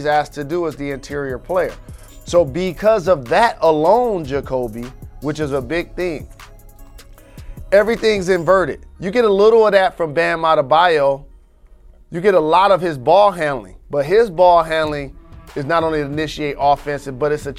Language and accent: English; Detroit, Michigan, United States; moved away; also born or lived in New York; I came from Detroit, and the tallest building we have is the Renaissance Center. And then I came to New York